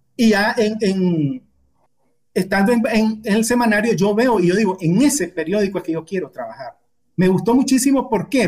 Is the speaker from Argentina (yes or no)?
no; Quilalí, Nueva Segovia, Nicaragua; also born or lived in Ocotal; yo nací en Quilalí, un pueblecito pequeño del norte de, de Nueva Segovia, y mi familia allá no había secundaria, entonces para que nosotros pudiéramos estudiar, una familia de siete hermanos se trasladó a, a Ocotal